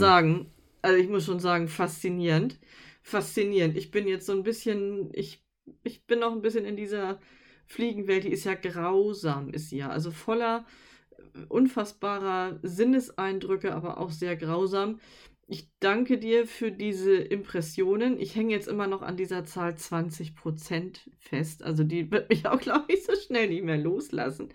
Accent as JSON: {"language": "German", "region": "Northern Germany", "country": "Germany", "said": "wir kommen aus Norddeutschland"}